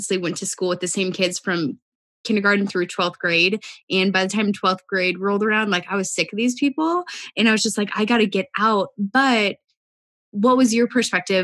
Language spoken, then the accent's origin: English; Oregon, United States; now in Arizona, United States; I grew up in Oregon